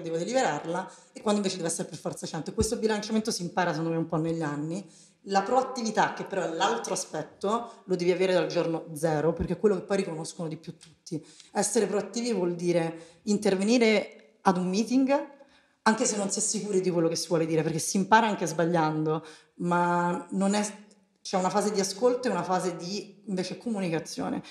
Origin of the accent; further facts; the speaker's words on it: Rome, Lazio, Italy; accent: Roman; moved away as an adult; also born or lived in Milan; io sono romana, si sente dall'accento